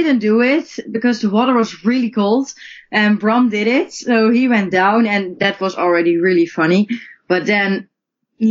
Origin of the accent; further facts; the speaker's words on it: Netherlands; moved away; we had a surprise visit back home. Yeah, now we're in the Netherlands